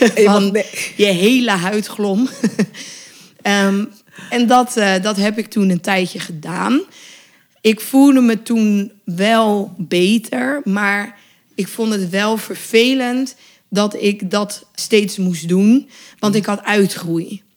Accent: Westland, 's-Gravenzande, South Holland, Netherlands; ik ben opgegroeid in het Westland. Dus dat was ook echt in Quinshul

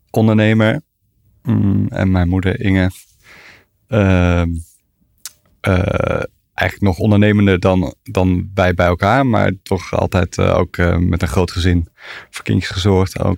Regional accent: The Hague, South Holland, Netherlands; born there; Eh, in Den Haag.

